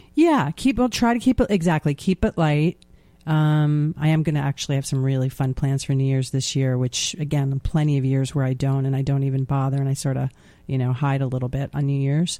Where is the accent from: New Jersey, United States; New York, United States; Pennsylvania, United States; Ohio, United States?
New York, United States; as a New Yorker